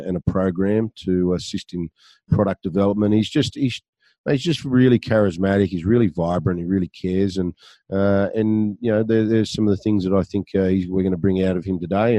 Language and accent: English; Sydney, New South Wales, Australia; moved away; I'm from the Shire, mate. So, albeit I'm not now